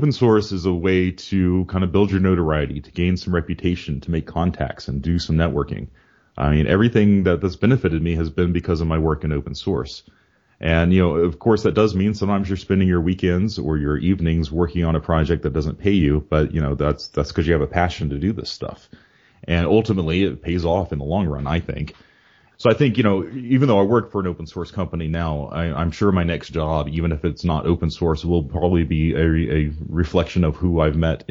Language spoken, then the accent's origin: English; Georgia, United States; moved away as an adult; now in Virginia, United States; I grew up in Georgia